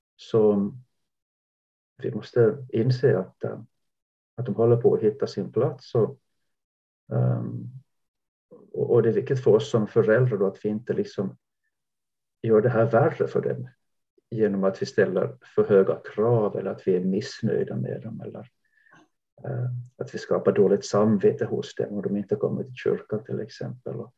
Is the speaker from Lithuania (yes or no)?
no; Jakobstad, Ostrobothnia, Finland; now in Sweden; jag växte upp i, Jakobstad västra Finland vid kusten